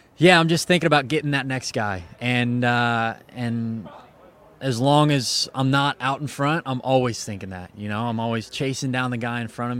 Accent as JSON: {"language": "English", "region": "Ohio", "country": "United States", "said": "I'm just an Ohio boy"}